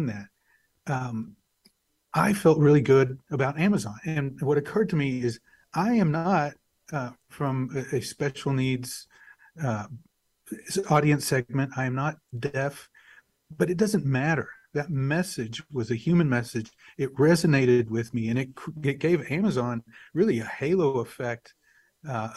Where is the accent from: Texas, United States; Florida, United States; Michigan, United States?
Texas, United States; Wichita Falls; also born or lived in Dumas, Texas / Dallas, Texas; I was born in Dumas, Texas. I grew up in Wichita Falls, Texas